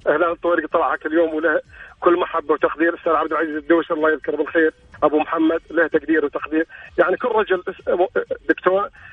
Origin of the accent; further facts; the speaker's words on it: Northern Region, Northern Borders Province, Saudi Arabia; now in Al-Ahsa, Saudi Arabia; لست من المنطقه انا من منطقه الشمال لكن بوضع حكم العمل في الشرقيه